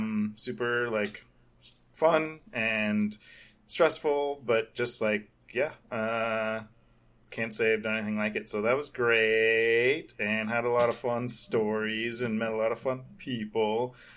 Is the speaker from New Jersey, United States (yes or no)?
no; Hollywood, California, United States; even though we weren't really like big wigs, but you know, we're from Hollywood